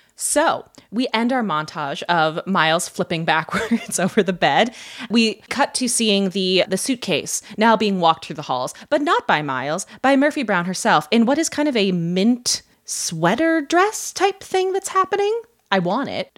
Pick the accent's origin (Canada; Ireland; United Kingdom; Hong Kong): Ireland; I'm Irish